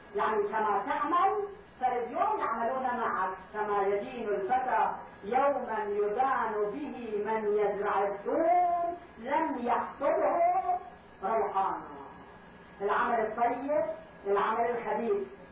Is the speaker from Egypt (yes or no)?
no; Karbala, Karbala Governorate, Iraq; moved away; كان عندنا في كربلاء